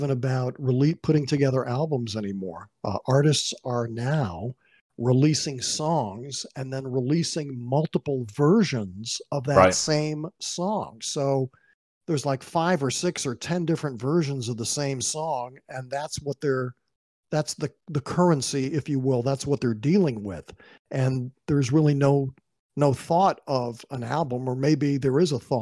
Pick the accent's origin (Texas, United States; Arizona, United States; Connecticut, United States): Connecticut, United States; Waterbury; my hometown of Waterbury, Connecticut.